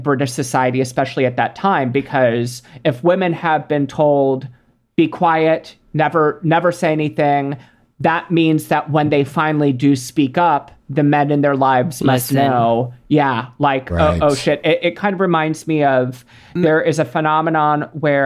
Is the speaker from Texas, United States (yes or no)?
yes; Texas, United States; I grew up in Texas